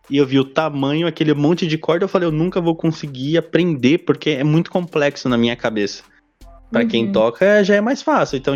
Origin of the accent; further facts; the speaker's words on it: Diadema, São Paulo, Brazil; Sou de Diadema, São Paulo, salve quebrada.